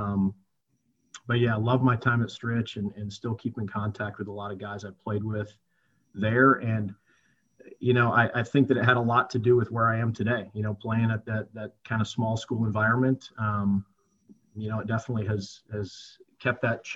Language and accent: English; Whitewater, Wisconsin, United States; also born or lived in South Florida; now in Peoria, United States; grew up in Whitewater most of my life